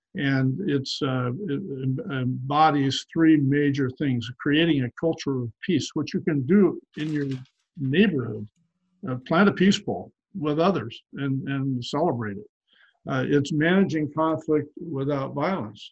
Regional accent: Portland, Oregon, United States; my hometown of Portland

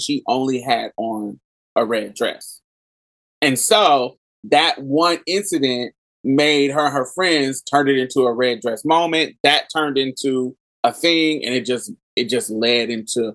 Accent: Houston, Texas, United States; I'm from Houston.

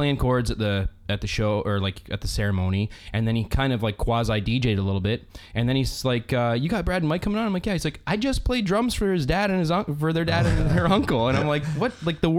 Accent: Cambridge, Ontario, Canada; when I grew up in Cambridge.

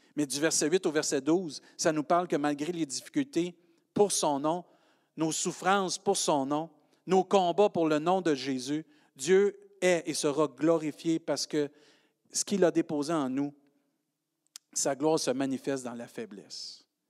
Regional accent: Quebec, Canada; accent: Québécois

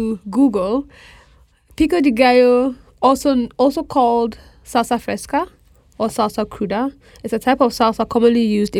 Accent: Ghana; I'm a Ghanaian

